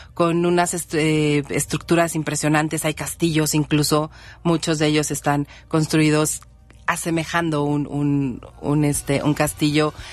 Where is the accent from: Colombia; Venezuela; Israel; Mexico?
Mexico; como mexicanos